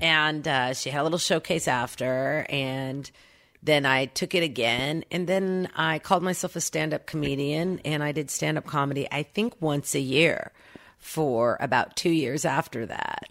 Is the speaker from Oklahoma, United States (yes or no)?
yes; Oklahoma City, Oklahoma, United States; born or raised there; accent: Okie; moved away